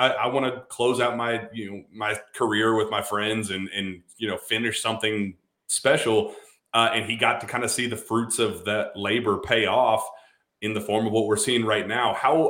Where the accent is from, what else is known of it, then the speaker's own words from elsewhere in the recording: Louisville, Kentucky, United States; especially my hometown of Louisville.